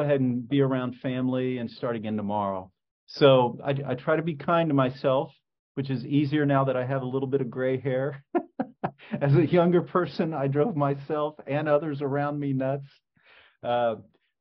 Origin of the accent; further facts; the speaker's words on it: Indianapolis, Indiana, United States; I grew up in Indianapolis